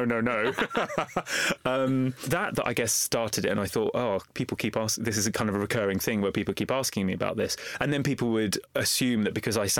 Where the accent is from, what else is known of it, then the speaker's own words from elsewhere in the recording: London, United Kingdom; The book opens with me as a young boy growing up in East London, in Walthamstow. I was raised in a council house and I was raised in a very religiously conservative family.